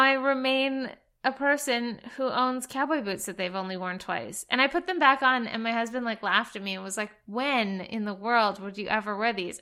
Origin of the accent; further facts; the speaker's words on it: Alberta, Canada; moved away; I'm from Alberta, which is sort of the cowboy section of Canada